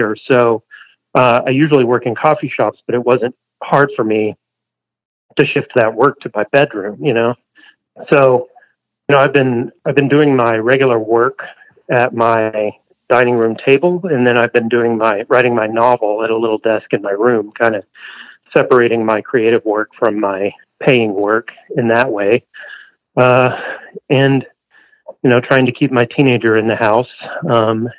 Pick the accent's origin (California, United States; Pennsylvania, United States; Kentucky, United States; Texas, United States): Texas, United States; Canyon; moved away as an adult; now in Portland, United States; I'm from Canyon, Texas.